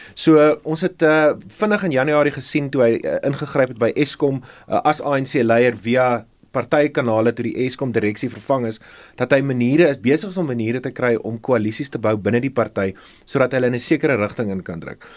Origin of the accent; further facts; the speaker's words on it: South Africa; as Suid-Afrikaners